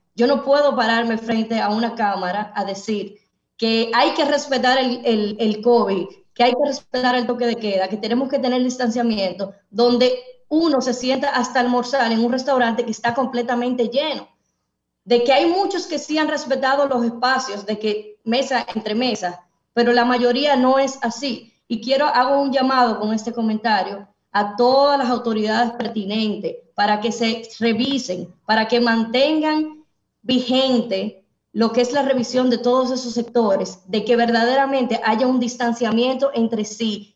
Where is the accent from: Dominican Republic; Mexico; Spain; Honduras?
Dominican Republic; nosotros los dominicanos